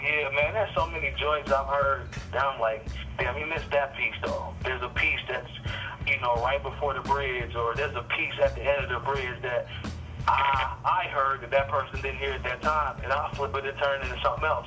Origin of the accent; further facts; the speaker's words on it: Anderson, Indiana, United States; moved away as an adult; also born or lived in Chicago; now in Washington, D.C., United States; I, am born and raised in Indiana. Uh, it's a it's a city uh, the size of Akron, Ohio.